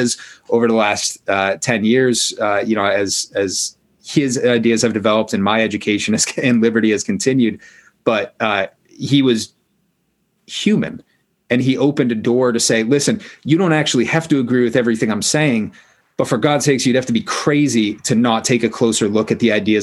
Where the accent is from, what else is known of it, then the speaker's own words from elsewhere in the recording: Maine, United States; I grew up in Maine